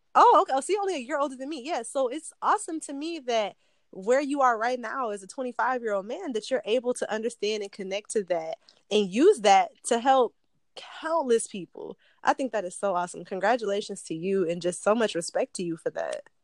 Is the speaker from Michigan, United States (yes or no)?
yes; Detroit, Michigan, United States; I'm actually from Detroit. Like I'm not from the suburbs around. Like I'm from the city